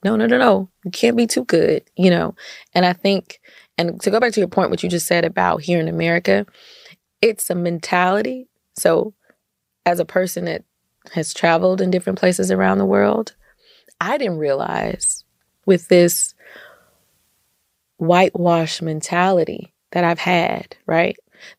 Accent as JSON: {"language": "English", "country": "United States", "said": "I'm American"}